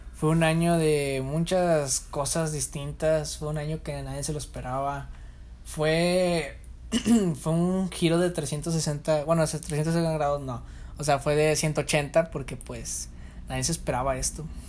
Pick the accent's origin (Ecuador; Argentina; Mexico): Mexico; Monterrey, Nuevo León; en mi caso, como regio, hacen tamales del veinticuatro